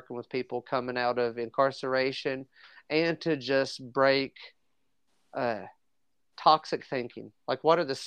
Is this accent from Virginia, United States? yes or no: yes; Southwest Virginia, United States; came back home to Southwest Virginia.